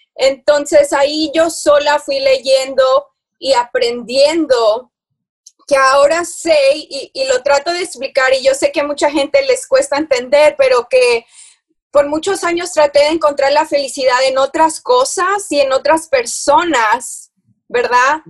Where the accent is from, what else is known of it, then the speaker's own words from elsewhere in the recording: Houston, Texas, United States; also born or lived in Monterrey, Mexico; yo nací en Monterrey, pero me crié aquí, estoy en Houston, Texas. Entonces, este, tenía seis años, o sea, crecida aquí